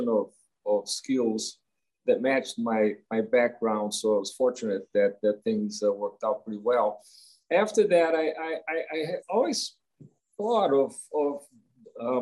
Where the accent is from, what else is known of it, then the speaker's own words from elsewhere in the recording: Rio de Janeiro, Brazil; I grew up in Rio de Janeiro, Brazil